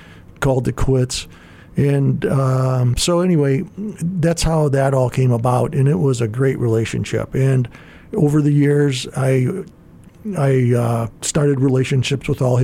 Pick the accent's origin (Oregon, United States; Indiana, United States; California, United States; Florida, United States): Indiana, United States; Gary; I grew up in Gary, Indiana